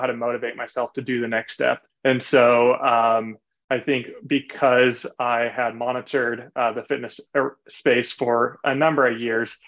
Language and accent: English; Laguna Beach, California, United States; I originally grew up in Southern Orange County in a city called Laguna Beach